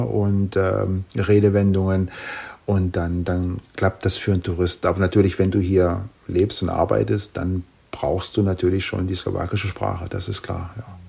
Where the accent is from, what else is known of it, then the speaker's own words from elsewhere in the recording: Germany; moved away as an adult; also born or lived in Thuringia, Germany / Saalekreis, Saxony-Anhalt, Germany; now in Slovakia; ich habe ja die ersten Jahre in Thüringen gewohnt und dann äh, in äh, Sachsen-Anhalt